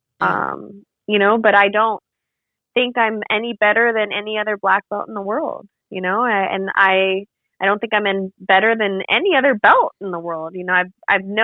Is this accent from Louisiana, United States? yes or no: no; Arizona, United States; my home state of Arizona